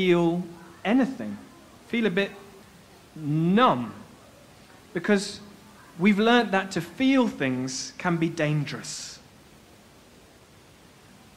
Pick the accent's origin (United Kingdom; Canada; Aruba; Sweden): United Kingdom; Bradford, Yorkshire and the Humber; Bradford. It's in West Yorkshire in England.